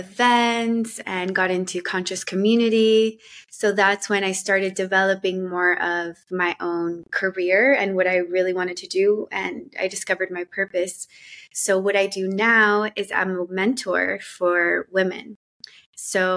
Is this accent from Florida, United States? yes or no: yes; Miami, Florida, United States; also born or lived in Colombia; my family moved to Miami when I was around 8 years old. So I grew up in Miami